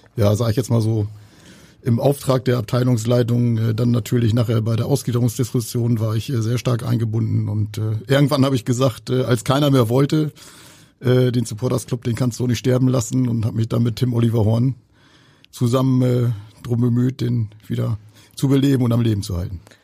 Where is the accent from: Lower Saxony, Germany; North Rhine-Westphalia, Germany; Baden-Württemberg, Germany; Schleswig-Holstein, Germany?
Lower Saxony, Germany; Soltau; selbstständiger Elektromeister aus Soldau. Ist auch mein Geburtsort.